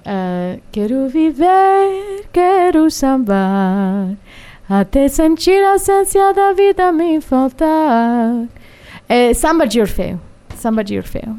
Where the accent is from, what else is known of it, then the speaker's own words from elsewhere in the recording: New York, United States; Portuguese is a second language; also born or lived in Salvador, Bahia, Brazil; eu sou de origem indiana, eu sou nascida em Nova York, eu sou americana